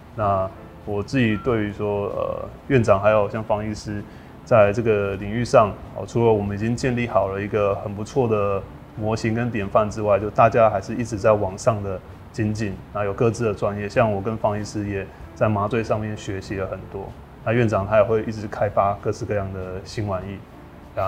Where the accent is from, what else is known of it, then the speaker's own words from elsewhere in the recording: Kaohsiung, Taiwan; 因为我们都是高雄人。